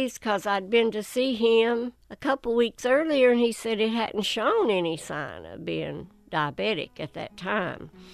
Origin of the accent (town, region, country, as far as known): Whitesburg, Kentucky, United States; born or raised there